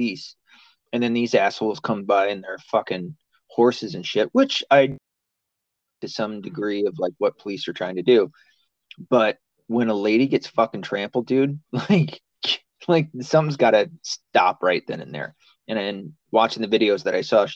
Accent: the South, United States; I'm from the South

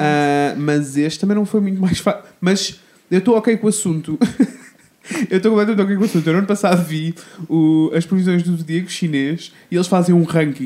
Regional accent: Coimbra, Centro, Portugal; eu sou de Coimbra

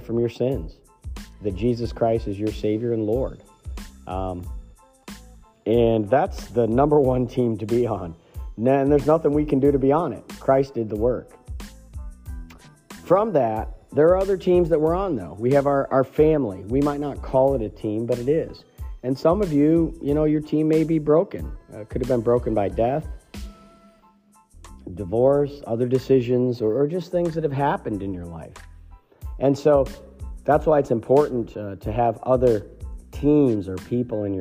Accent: Ohio, United States; also born or lived in Pennsylvania; now in Maine, United States; these are people that I grew up with in Ohio

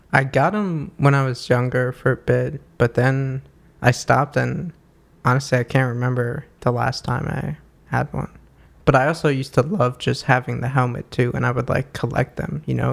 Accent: New York, United States; growing up in New York

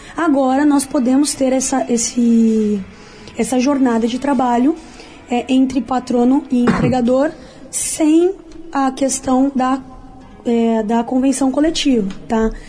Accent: São Paulo, Brazil; moved away as an adult; now in Rio de Janeiro, Brazil; eu também sou de São Paulo, pastor, mas a minha história com o Rio já é bastante antiga. Venho para cá desde criança e já estou morando aqui há seis anos

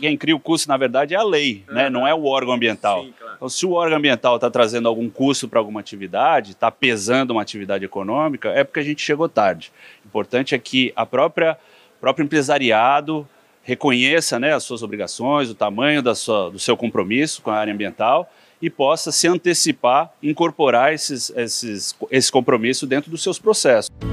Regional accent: São Paulo, Brazil; also born or lived in Piracicaba; eu sou filho de piracicabanos mesmo, uhum. é, meus pais estudaram na Exalc, foram servidores públicos, cresci em São Paulo

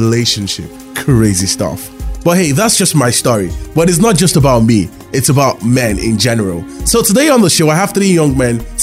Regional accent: Lagos, Nigeria; I grew up in Lagos, Nigeria

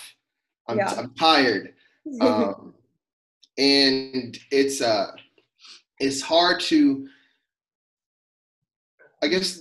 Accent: Louisville, Kentucky, United States; moved away as an adult; now in Danville, United States; I grew up in inner city Louisville, and you know, I was raised in the hood.

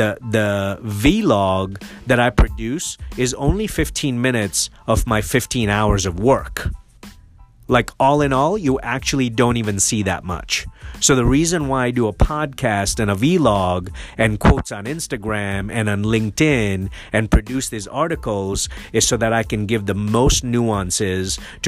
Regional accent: Nairobi, Kenya; also born or lived in Mombasa, Kenya; now in United States; I'm an immigrant and I was born in Mombasa and raised in Nairobi

